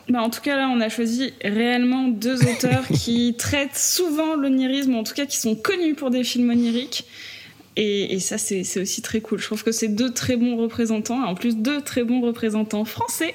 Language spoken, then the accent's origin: French; south of France, France; je viens du sud de la France